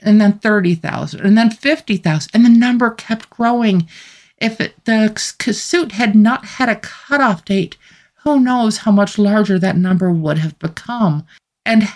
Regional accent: United States; as an American citizen

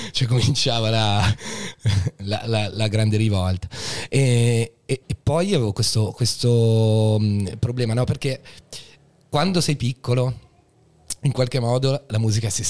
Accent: Treviso, Veneto, Italy; born there; io sono nato in Veneto

